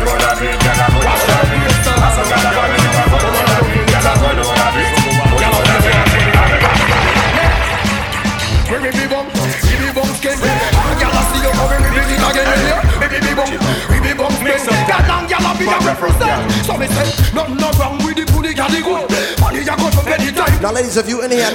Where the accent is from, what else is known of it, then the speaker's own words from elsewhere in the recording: United Kingdom; also born or lived in Jamaica; I'm Jamaican and I'm from Great Britain. I represent the UK too